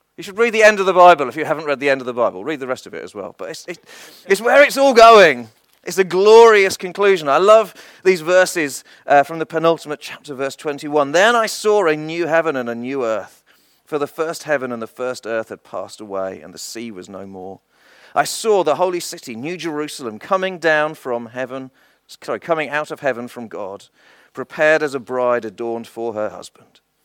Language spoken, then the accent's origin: English; England, United Kingdom; I was born in England and I've always lived in England